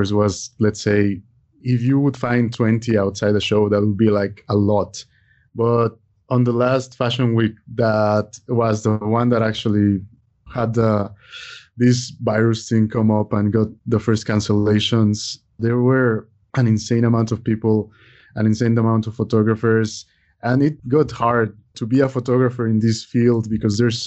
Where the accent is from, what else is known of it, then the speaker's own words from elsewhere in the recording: Mexico City, Mexico; moved away; also born or lived in Italy; I was born in Mexico City, but I've lived abroad about half my life. I lived in Italy for over 10 years